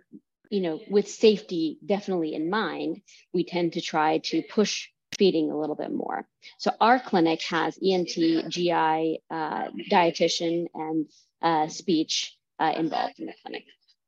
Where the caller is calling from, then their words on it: India; I'm calling in from India right now.